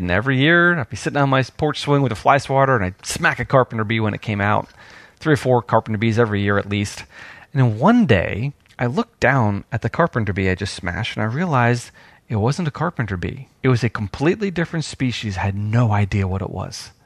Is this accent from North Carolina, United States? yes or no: no; New York, United States; now in Georgia, United States; when I was growing up in New York. But when I came down to Georgia